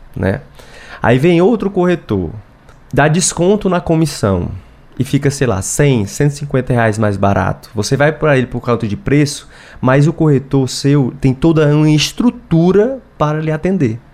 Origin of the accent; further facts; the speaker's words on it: Fortaleza, Ceará, Brazil; sou de Fortaleza, vim aqui